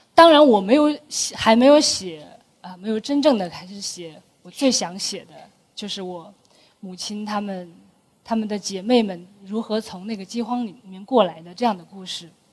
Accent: a small town north of Wuwei, Gansu, China; moved away as an adult; also born or lived in Beijing; 我家在丝绸之路上一个很重要的一个点，那叫武威。然后在从武威往北岔出去，呃，往沙漠中间岔出去，大概九，呃，九十公里。它是在中国的两大沙漠，第二大沙漠，第三大沙漠中间的一块绿洲。那这样的地理位置就说明它的生态环境是非常地脆弱的

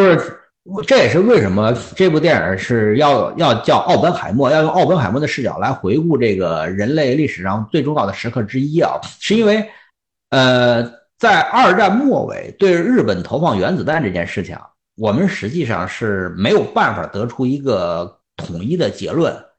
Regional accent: China; 我们作为中国人

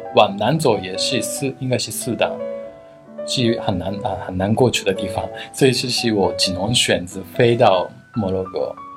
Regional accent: Japan; Chinese is a second language; moved away as an adult; also born or lived in Osaka; now in Beijing, China; 我是来自日本的建筑师，现在住在北京

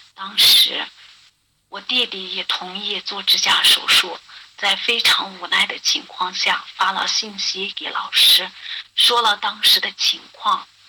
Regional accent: Dingxi, Gansu, China; 我是来自甘肃的

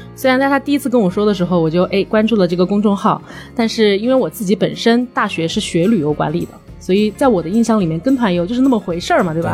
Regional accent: Changsha, Hunan, China; 从小生活在长沙

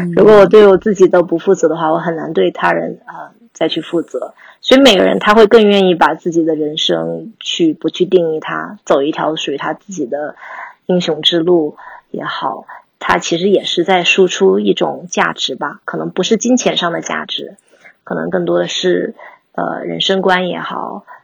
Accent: Mountain City, Chongqing, China; moved away as an adult; now in United States; 在山城长大

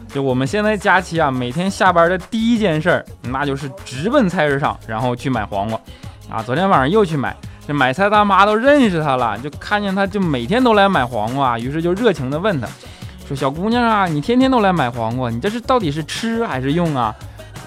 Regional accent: China; 作为中国人

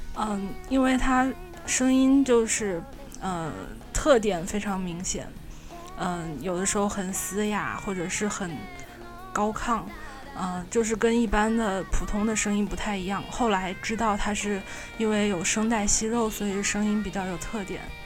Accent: Wuhan, Hubei, China; 我来自武汉

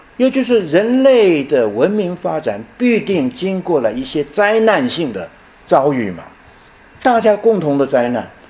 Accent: Taiwan; also born or lived in Chenxi, Hunan (birthplace) / Yilan County, Taiwan (secondary school) / Tiantai, Zhejiang (ancestral); 后来我大学毕业以后，当了一年兵，我们台湾人都要当兵啊，年轻人都要当兵啊

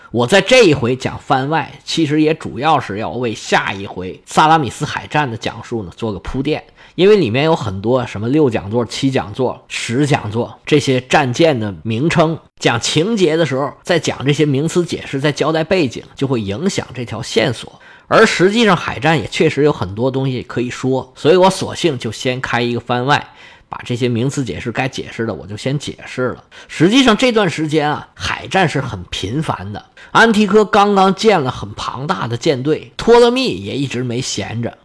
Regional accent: China; 我们中国人

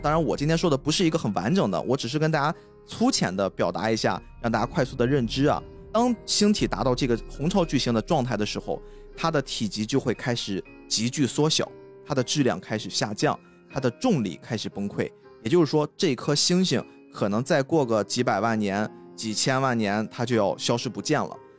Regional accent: China; 我们中国人

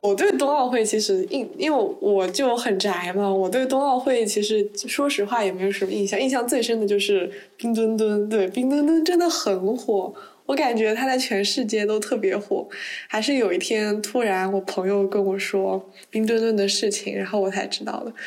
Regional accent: southern China, China; moved away as an adult; 因为我是南方人

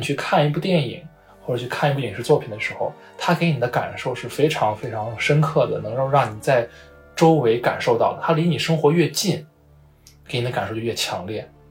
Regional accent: Xi'an, Shaanxi, China; moved away; 我的老家在西安嘛

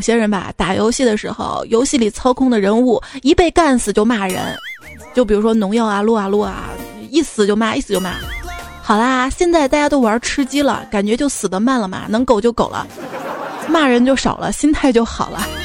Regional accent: Xi'an, Shaanxi, China; moved away; 我的家乡西安

